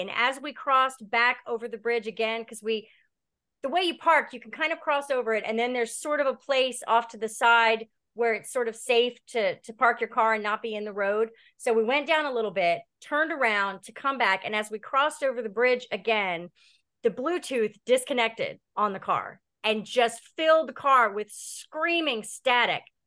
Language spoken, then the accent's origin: English; Delaware, United States; also born or lived in Laurel, Delaware / Seaford, Delaware / Baltimore, Maryland; I grew up here in Delaware. Um, I was born in Laurel, then moved to Seaford, Delaware when I was in my teens